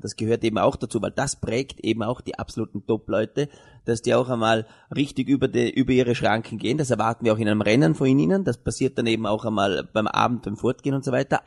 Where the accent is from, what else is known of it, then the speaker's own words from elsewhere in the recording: Vorarlberg, Austria; wir als Vorarlberger Gesellschaft